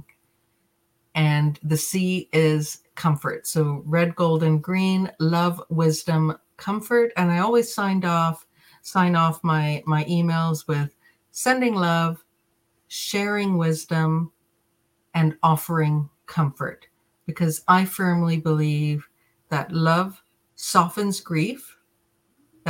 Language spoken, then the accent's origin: English; Jamaica; I was born in Jamaica.